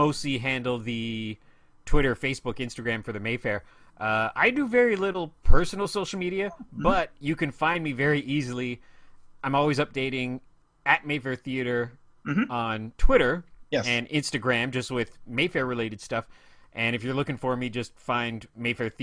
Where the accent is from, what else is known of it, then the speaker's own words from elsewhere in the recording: Ottawa, Ontario, Canada; also born or lived in Shawville, Quebec; I was born in a small, lovely town called Shawville, Quebec, which is, what is it, about 90 minutes outside of Ottawa